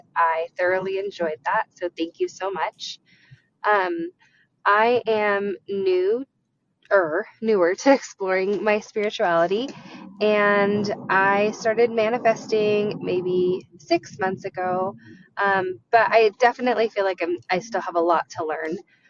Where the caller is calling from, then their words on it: Colorado, United States; I'm calling from Colorado.